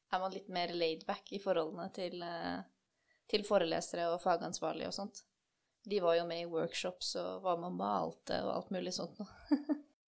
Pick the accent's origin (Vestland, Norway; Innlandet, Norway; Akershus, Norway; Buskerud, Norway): Akershus, Norway; Kløfta; moved away as an adult; also born or lived in Drammen; jeg kommer fra Kløfta, men jeg flytta til Drammen i 2016 for å begynne å studere her